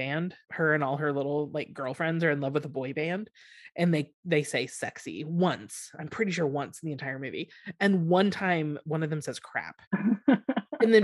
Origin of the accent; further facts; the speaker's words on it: Texas, United States; we grew up in Texas